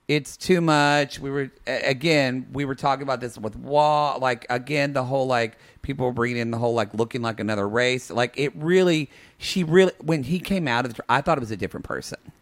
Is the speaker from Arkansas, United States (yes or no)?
no; Oklahoma, United States; moved away; I'm from Oklahoma